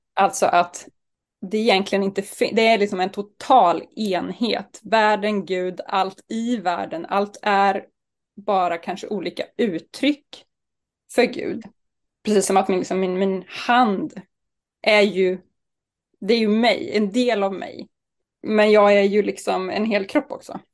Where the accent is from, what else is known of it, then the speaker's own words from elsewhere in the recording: Sturefors, Östergötland, Sweden; moved away; also born or lived in Uppsala; Jag kommer ifrån Sturefors utanför Linköping, där jag växte upp med tre storebröder